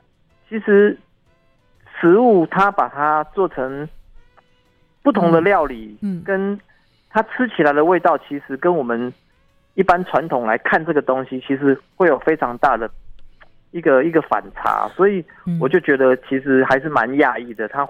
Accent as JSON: {"language": "Chinese", "region": "Yilan County", "country": "Taiwan", "said": "我们宜兰湾盛产的。"}